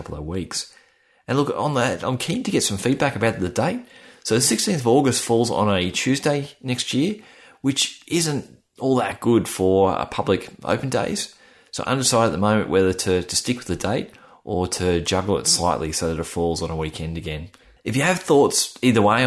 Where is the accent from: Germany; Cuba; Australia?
Australia; accent: Australian; my Australian accent